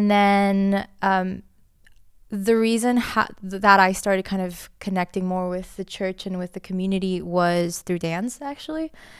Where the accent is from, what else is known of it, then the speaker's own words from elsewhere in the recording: Costa Rica; Then we moved back to my home country of Costa Rica, and they became pastors there.